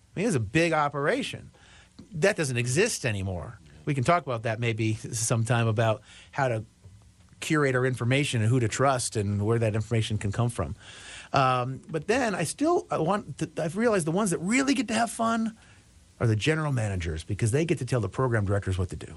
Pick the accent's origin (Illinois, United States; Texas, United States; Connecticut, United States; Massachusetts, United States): Illinois, United States; Chicago; I grew up in the Chicago, Illinois area, the, the west and, uh, northwest suburbs of Chicago